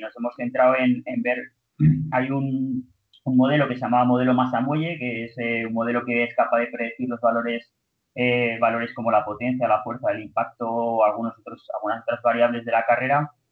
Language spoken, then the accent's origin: Spanish; Zaragoza, Aragon, Spain; also born or lived in Barcelona; Yo soy de Zaragoza y hice primero fisioterapia aquí en la Universidad de Zaragoza